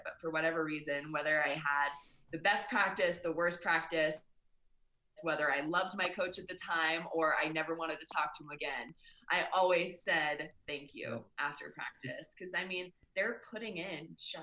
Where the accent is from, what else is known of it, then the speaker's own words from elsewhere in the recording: California, United States; I was born in California.